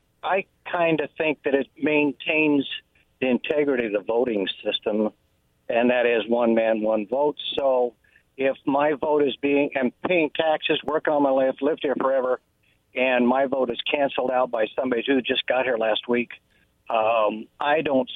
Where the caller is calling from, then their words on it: Moses Lake, Washington, United States; from Moses Lake.